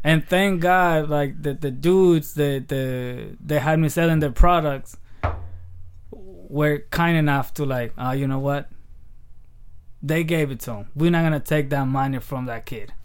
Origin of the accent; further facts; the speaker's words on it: Aguililla, Michoacán, Mexico; moved away; also born or lived in Hayward; I was raised in Mexico from the time I was two.